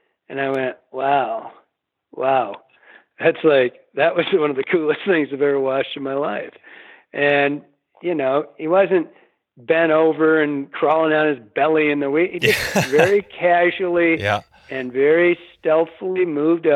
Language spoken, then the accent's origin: English; Michigan, United States; growing up in Michigan, you know, we don't have these giant rivers